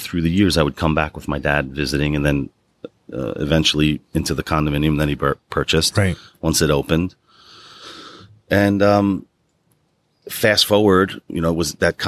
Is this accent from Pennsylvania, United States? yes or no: no; Long Island, New York, United States; I grew up in the suburbs in Long Island